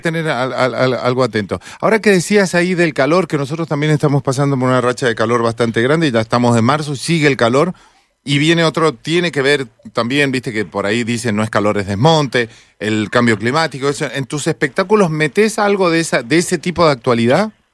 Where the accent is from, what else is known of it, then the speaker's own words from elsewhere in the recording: Mendoza, Argentina; somos duros los mendocinos